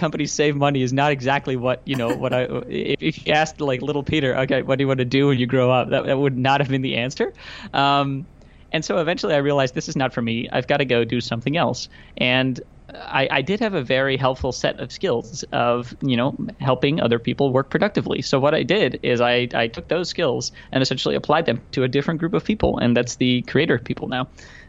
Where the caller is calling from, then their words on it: Amsterdam, North Holland, Netherlands; Yeah, so first of all, I'm joining you from Amsterdam. I don't know if you've ever had anybody from Amsterdam on your show before.